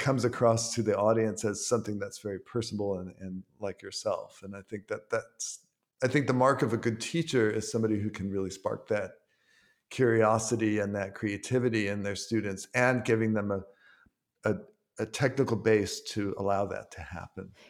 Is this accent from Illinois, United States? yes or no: no; Ann Arbor, Michigan, United States; moved away as an adult; now in New York, United States; I grew up in Ann Arbor, Michigan.